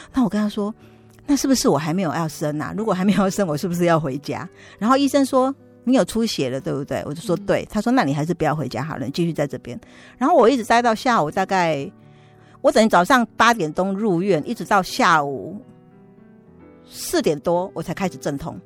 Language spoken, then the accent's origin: Chinese; Taipei, Taiwan; 我娘家现在在民生社区附近，也是离松山教会很近